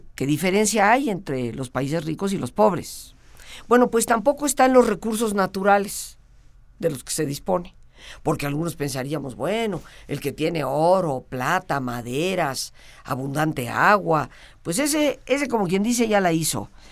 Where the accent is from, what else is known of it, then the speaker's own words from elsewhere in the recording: Mexico; como totalmente mexicana